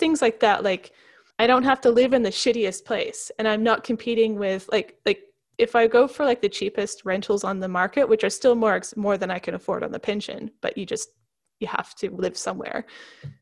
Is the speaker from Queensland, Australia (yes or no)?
yes; Queensland, Australia; accent: Queensland; my Queensland accent